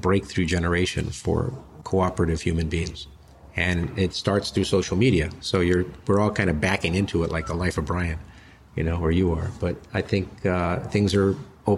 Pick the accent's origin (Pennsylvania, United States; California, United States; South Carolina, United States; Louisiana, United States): California, United States; Los Angeles; growing up in Los Angeles